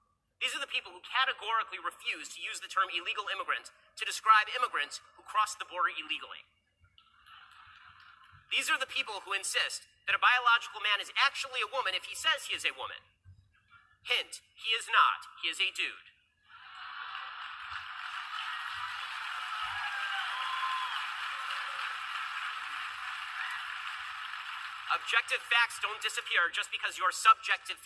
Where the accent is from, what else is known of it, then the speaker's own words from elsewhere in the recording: Los Angeles, California, United States; I'm from Hollywood